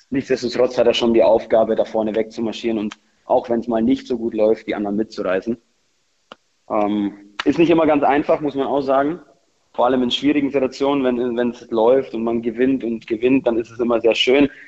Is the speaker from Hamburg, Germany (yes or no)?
no; Ingolstadt, Bavaria, Germany; Ich komme aus Ingolstadt. Ingolstadt ist auch überschaubar.